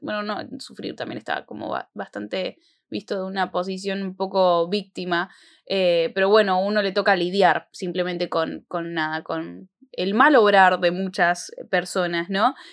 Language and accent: Spanish; Argentina; en nuestro país, acá en Argentina